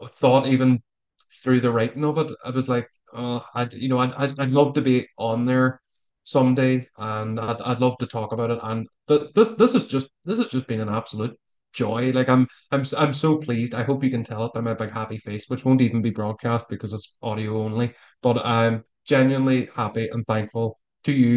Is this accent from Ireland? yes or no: yes; Ireland; accent: Irish; my persuasive Irish accent.